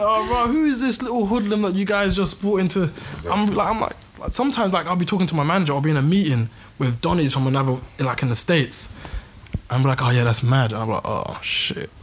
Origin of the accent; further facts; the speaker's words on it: London, United Kingdom; growing up in London